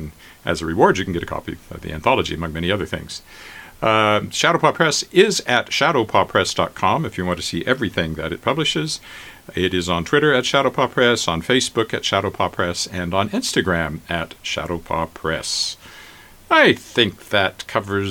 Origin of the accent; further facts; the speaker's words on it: Regina, Saskatchewan, Canada; my hometown of Regina